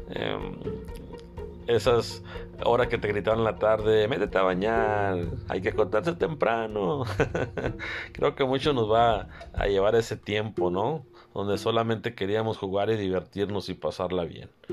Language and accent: Spanish; Carbó, Sonora, Mexico; desde mi pueblo, desde Carbó, Sonora.